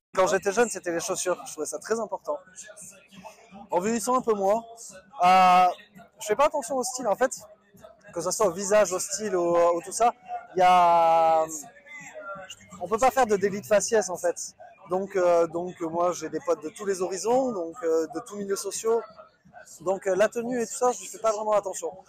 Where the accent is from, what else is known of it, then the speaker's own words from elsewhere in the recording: Bordeaux, Nouvelle-Aquitaine, France; moved away as an adult; also born or lived in Pau; J'ai grandi à Bordeaux